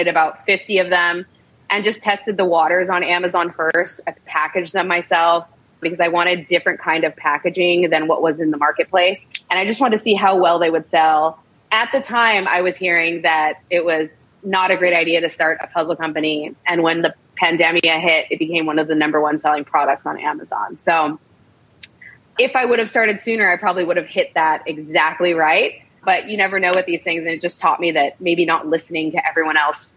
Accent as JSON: {"language": "English", "country": "United States", "tie": "born or raised there", "also_born_or_lived": "Chicago", "said": "I grew up in the States"}